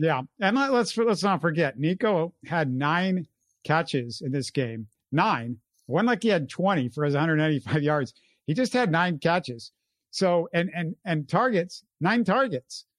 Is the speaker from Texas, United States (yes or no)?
yes; Houston, Texas, United States; as a Houstonian